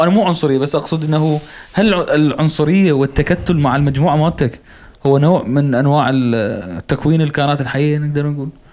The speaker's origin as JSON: {"language": "Arabic", "country": "Iraq", "said": "إحنا كنا العراقيين الوحيدين"}